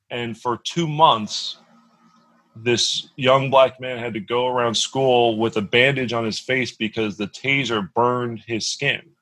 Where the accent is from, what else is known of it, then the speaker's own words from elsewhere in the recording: Dallas, Texas, United States; growing up in Dallas, Texas area when we were younger